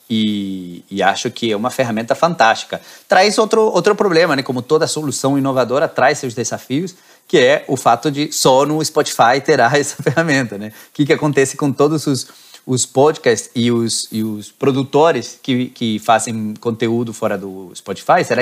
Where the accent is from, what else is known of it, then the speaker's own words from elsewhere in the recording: Argentina; now in Rio de Janeiro, Brazil; eu que sou argentino